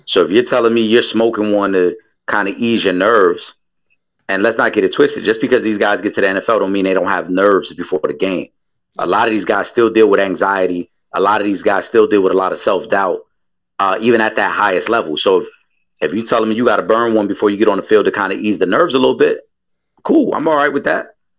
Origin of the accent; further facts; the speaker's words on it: New York City, New York, United States; I'm from the Bronx